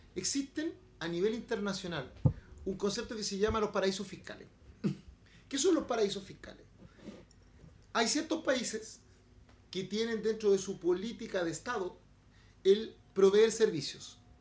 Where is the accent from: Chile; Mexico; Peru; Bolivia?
Chile; Los chilenos somos xenófobos, los chilenos somos racistas